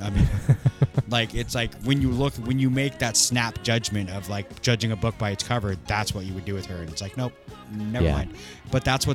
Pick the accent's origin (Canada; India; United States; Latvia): United States; Maple Valley, Washington; I grew up in Maple Valley, and Maple Valley was very racist as I was growing up